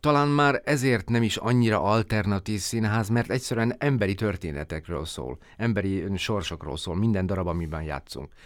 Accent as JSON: {"language": "Hungarian", "country": "Slovakia", "said": "mind a hárman szlovákiai magyarok vagyunk"}